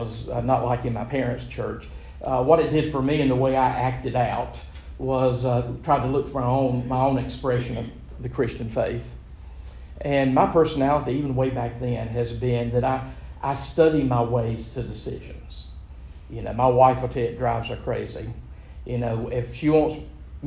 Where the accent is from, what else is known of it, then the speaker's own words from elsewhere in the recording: Gastonia, North Carolina, United States; I was born in Gastonia, big mill village, particularly when I was growing up in it